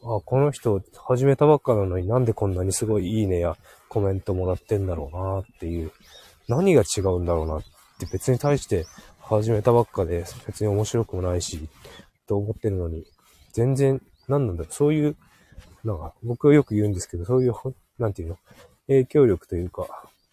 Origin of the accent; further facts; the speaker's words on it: Hokkaido, Japan; moved away; うちの地元